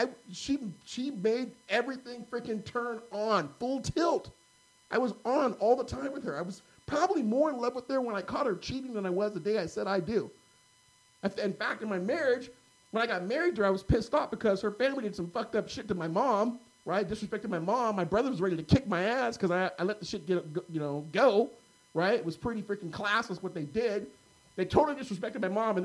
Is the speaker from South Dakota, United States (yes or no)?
no; Carmichael, California, United States; grew up in Carmichael, bro. Private Catholic schools